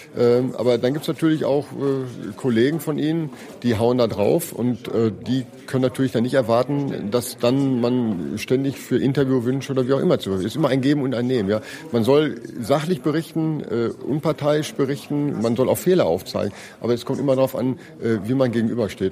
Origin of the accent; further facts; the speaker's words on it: Ruhr area, North Rhine-Westphalia, Germany; ich komme aus dem Ruhrgebiet